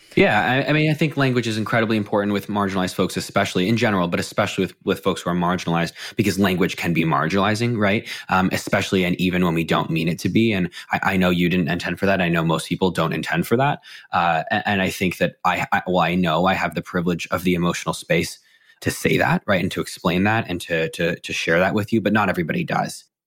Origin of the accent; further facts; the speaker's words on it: McLean, Virginia, United States; I grew up in McLean, Virginia, right outside of DC.